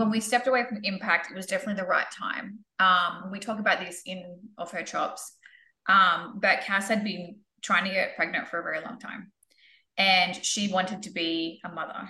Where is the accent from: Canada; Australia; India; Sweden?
Australia; moved away as an adult; now in United States; us being Australian